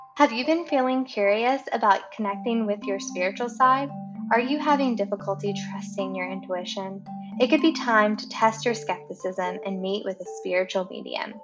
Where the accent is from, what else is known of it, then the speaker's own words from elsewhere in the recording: West Virginia, United States; moved away; I'm originally from West Virginia